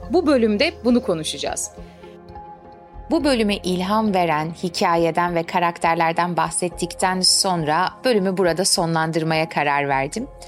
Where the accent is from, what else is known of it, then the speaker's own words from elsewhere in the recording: Istanbul, Turkey; ben İstanbul'da doğup büyüdüm ama annemle babam Adıyaman'da doğup büyüdüler ve evlendikten hemen sonra İstanbul'a göçtüler.